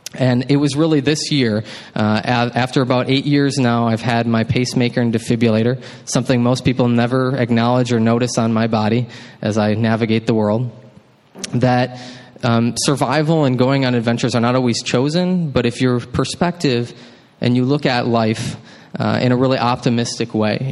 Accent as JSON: {"language": "English", "town": "Baraboo", "region": "Wisconsin", "country": "United States", "tie": "born or raised there", "also_born_or_lived": "Mankato, Minnesota", "moved": "as an adult", "said": "I grew up in Baraboo, Wisconsin, which is, yeah, some of y'all know, just south of Wisconsin. Dells not too far from Madison."}